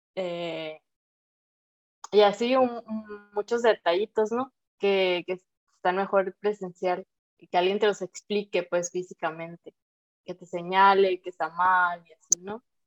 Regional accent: Sinaloa, Mexico; soy sinaloense

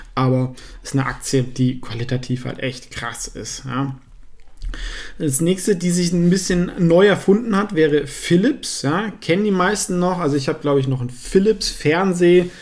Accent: Southern Germany, Germany; ich komme ja aus Süddeutschland

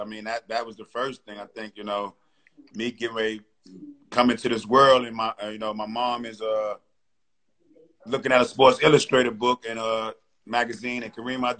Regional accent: New York City, New York, United States; moved away; also born or lived in Arkansas; I grew up on Burnside Avenue, you know, where Cedar Park is, man.

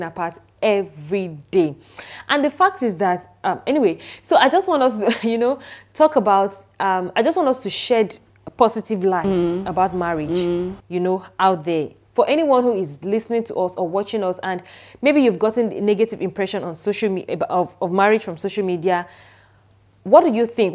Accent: Nigeria; I'm a Nigerian

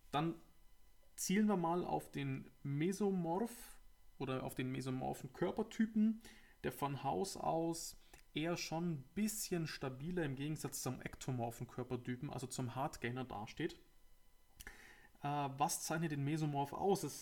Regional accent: Augsburg, Bavaria, Germany; Ja, ich komme ja aus Augsburg, aus dem schönen Bayern. Und äh, vielleicht hört man es ja.

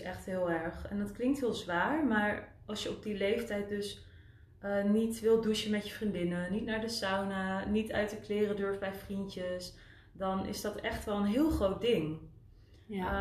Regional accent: Winterswijk, Gelderland, Netherlands; moved away as an adult; also born or lived in Utrecht / Zurich, Switzerland; ik ben geboren en getogen in Winterswijk

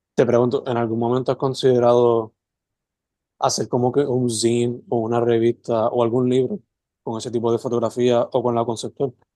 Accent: Sabana Grande, Puerto Rico; also born or lived in San Germán / Mayagüez; yo toda la vida me crié entre Semana Grande San Germán, visitando a mi abuela, Santa Isabel, estudiando en el colegio, Somayagüe

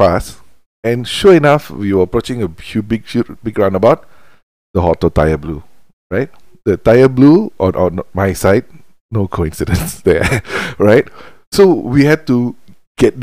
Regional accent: India; now in Malaysia; I am Indian. I am from India

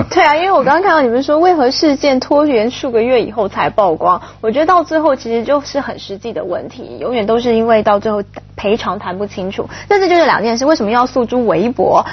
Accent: Taipei, Taiwan; moved away; 我以前念北一女中，就是台湾就是第一志愿的女子中学

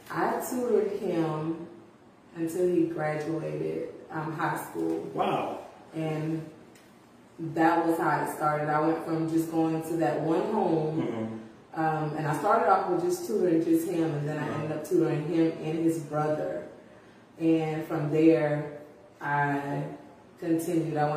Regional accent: Cameron, South Carolina, United States; also born or lived in Orangeburg, South Carolina; I am from Orangeburg, and I am also a Cameron native

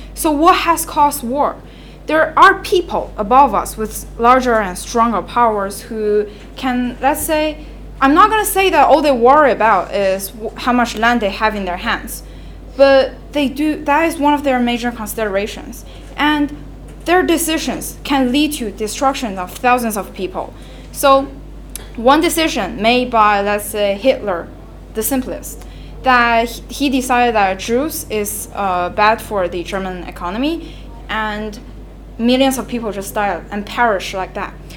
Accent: China; moved away; I left China against my will because it's no longer a suitable for place for people to live

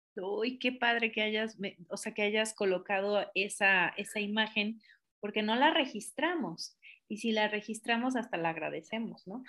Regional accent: Tapachula, Chiapas, Mexico; yo soy de Tapachula originaria

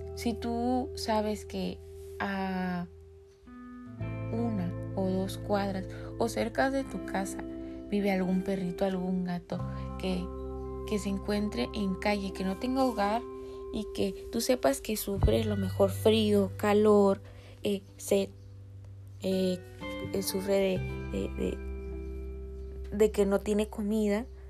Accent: Tijuana, Baja California, Mexico; en el país de donde yo soy, específicamente Tijuana, Baja California

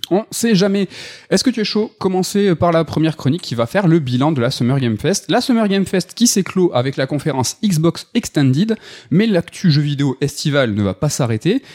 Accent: France; chez nous, en France

